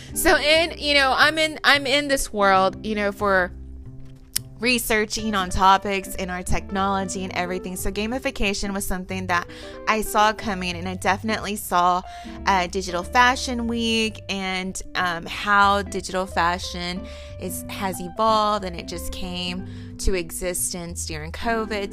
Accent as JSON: {"language": "English", "region": "Texas", "country": "United States", "said": "I'm from Texas"}